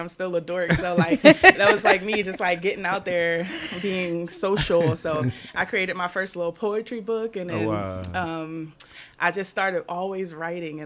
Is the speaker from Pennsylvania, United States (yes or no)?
yes; Philadelphia, Pennsylvania, United States; moved away as an adult; now in Atlanta, United States; We're from Philly. We're from North Philadelphia